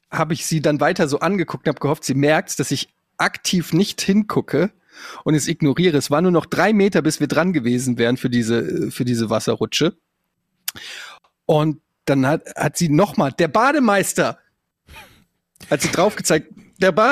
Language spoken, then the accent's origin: German; Germany; bei uns in Deutschland